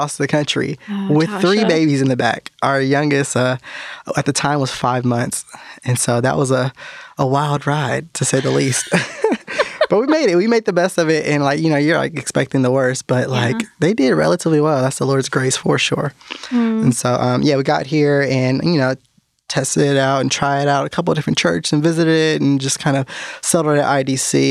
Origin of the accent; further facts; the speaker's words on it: California, United States; moved away as an adult; now in North Carolina, United States; I was born and raised in California, and I didn't even get out here until about 5 years ago to North Carolina